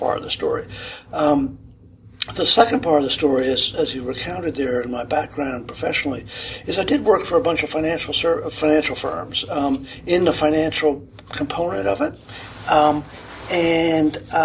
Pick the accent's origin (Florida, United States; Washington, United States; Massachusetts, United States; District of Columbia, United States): Massachusetts, United States; Boston; I grew up in the Boston area